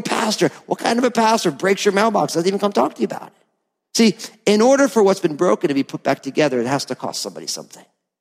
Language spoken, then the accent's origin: English; New Jersey, United States; I'm from New Jersey